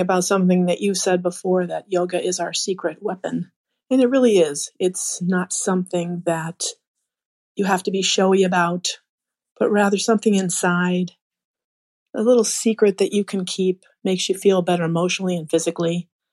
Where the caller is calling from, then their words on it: Chicago, Illinois, United States; calling from Chicago.